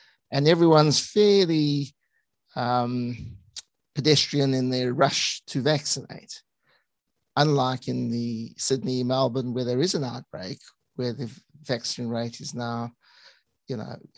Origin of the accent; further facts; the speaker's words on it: South Africa; also born or lived in United Kingdom; So actually my background's more varied, Tal, because I was born in the UK and then my parents migrated to South Africa. So I went to med school in Johannesburg.